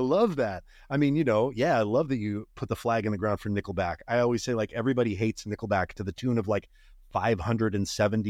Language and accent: English; Montana, United States; I grew up in Northwestern Montana, parents listening to country music.